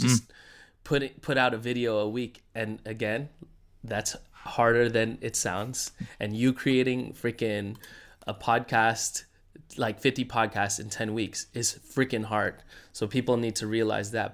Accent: United States

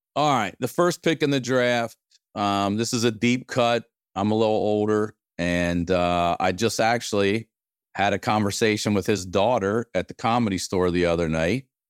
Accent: Maryland, United States; I'm from Maryland.

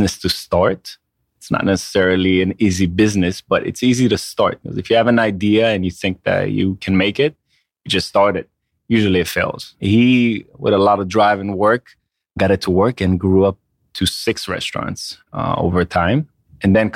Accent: Israel; moved away as an adult; now in United States; I grew up in Israel all my life.

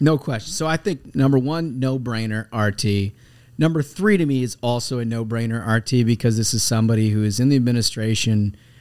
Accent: United States; as an American

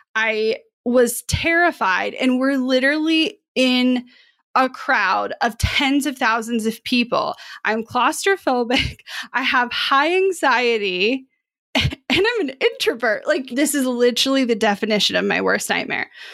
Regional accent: Kansas City, Missouri, United States; Kansas City where I grew up

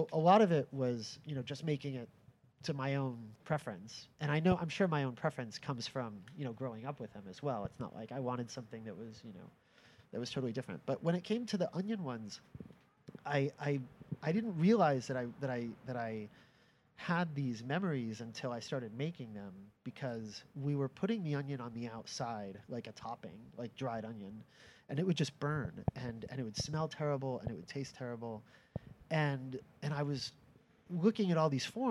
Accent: Orange, Connecticut, United States; I grew up just outside New Haven in a little town called Orange

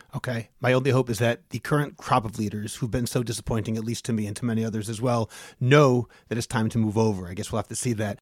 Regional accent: Boston, Massachusetts, United States; my hometown of Boston

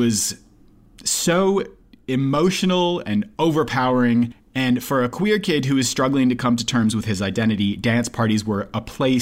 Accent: Minneapolis, Minnesota, United States; growing up in the Twin Cities

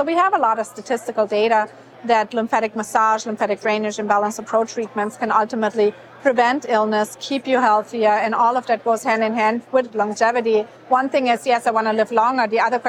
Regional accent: Germany; moved away; I'm from Germany originally.

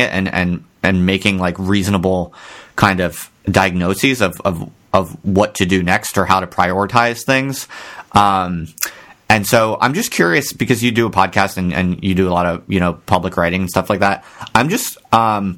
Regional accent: Ocean Township, New Jersey, United States; I'm from Ocean Township, New Jersey

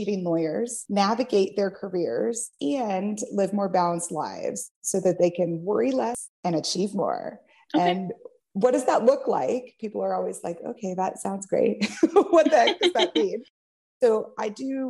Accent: Kansas City, United States; moved away as an adult; also born or lived in California; I'm originally from Kansas City. Okay. I was in California for 14 years, and I just moved back to my hometown earlier this year.

